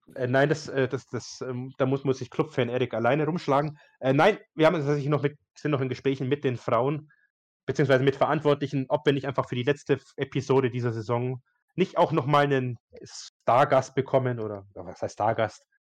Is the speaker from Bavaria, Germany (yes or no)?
yes; Bayreuth, Bavaria, Germany; ich komme ja aus Bayreuth